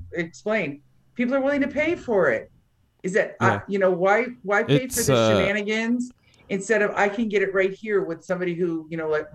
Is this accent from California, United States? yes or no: yes; Northern California, United States; I'm from Northern California